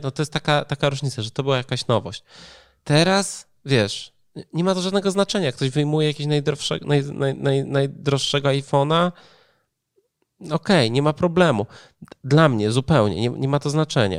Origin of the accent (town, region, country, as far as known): Poland; born or raised there